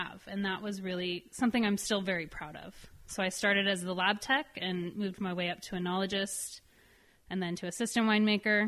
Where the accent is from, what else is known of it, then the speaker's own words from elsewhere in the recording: San Jose, California, United States; moved away as an adult; also born or lived in Davis / Healdsburg; now in Santa Rosa, United States; I definitely born and bred in San Jose and wanted to end up back in San Jose